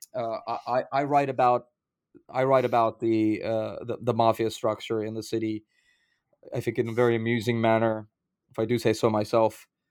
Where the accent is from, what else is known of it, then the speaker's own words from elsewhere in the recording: New York City, New York, United States; my childhood growing up in Brooklyn, uh, pre-gentrification Brooklyn in the nineteen nineties